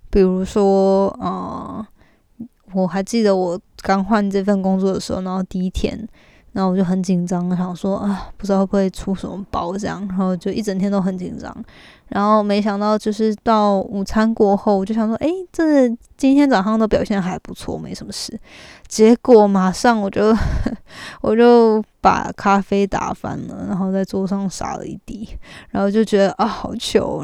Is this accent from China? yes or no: no; Taiwan; moved away as an adult; now in United States; 我从台湾来美国